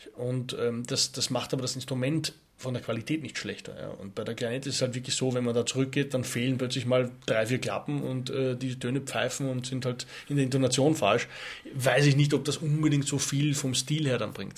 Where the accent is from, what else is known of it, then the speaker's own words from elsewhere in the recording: Austria; Skifahren natürlich muss als Österreicher